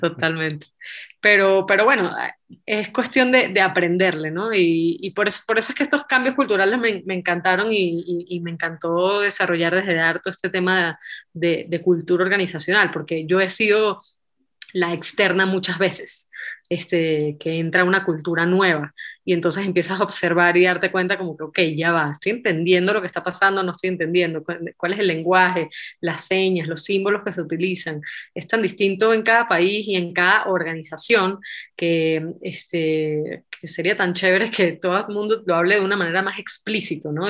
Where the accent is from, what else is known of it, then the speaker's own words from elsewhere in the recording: Venezuela; moved away as an adult; also born or lived in Israel / Mexico; Yo crecí en Venezuela